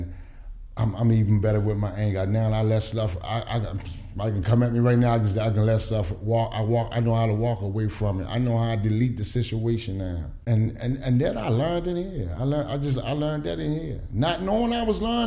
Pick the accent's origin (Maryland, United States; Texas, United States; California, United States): Maryland, United States; Baltimore; I'm from Sandtown area.